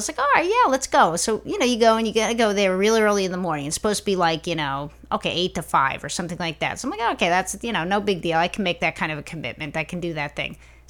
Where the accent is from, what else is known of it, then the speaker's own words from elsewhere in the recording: New York, United States; You know, I'm from New York.